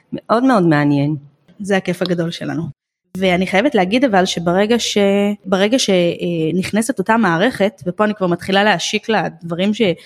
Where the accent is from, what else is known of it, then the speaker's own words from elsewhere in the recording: Israel; אצלנו בישראל